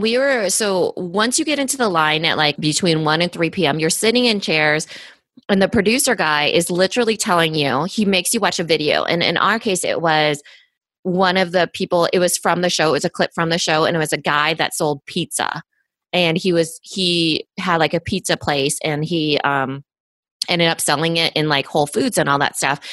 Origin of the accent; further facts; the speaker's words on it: Iowa, United States; I'm from Iowa, small town person, immigrant